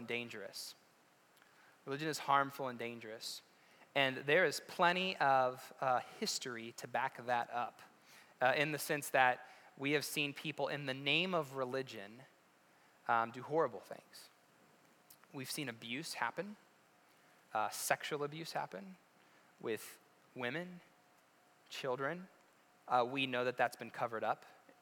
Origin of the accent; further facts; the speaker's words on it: West Virginia, United States; moved away; I'm from West Virginia. We didn't even have sports.